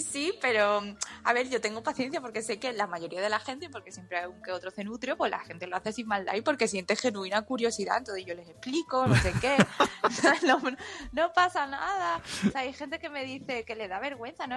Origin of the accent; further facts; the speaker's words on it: Spain; todos tus amigos son españoles, pero tus padres son chinos